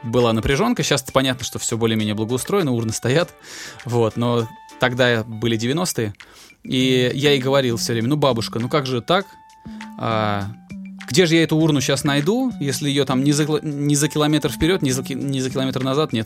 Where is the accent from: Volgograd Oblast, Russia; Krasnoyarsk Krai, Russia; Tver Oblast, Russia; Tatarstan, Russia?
Volgograd Oblast, Russia; Volgograd; в Волгограде, откуда я родом